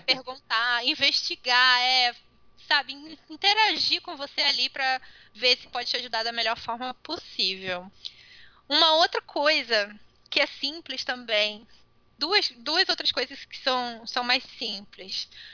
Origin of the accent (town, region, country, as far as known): Brazil